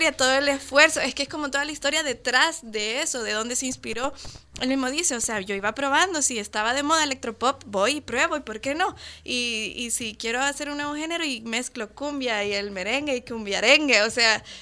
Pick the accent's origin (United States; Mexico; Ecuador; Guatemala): Guatemala; yo no me crié escuchando esa música, yo soy guatemalteca